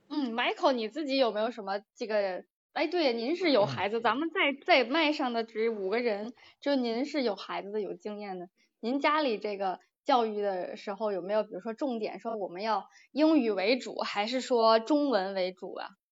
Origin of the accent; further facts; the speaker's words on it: Beijing, China; moved away as an adult; now in Australia; 我在北京出生长大的